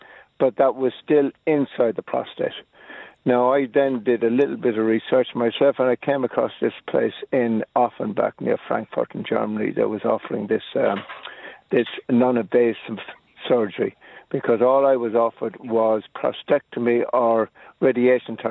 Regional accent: Clonmel, Munster, Ireland; now in Dublin, Ireland; Originally from Clonmel

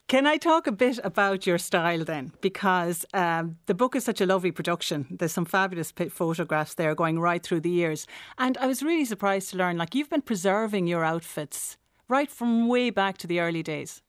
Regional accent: Listowel, Munster, Ireland; my hometown, which is Listowel in County Kerry

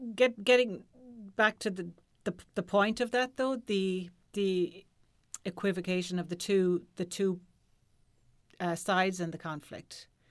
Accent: Ireland; as Irish people

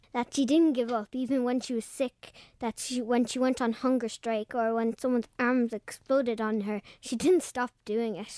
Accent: Mallow, Munster, Ireland; I'm from Drumahan in Mallow in Cork.

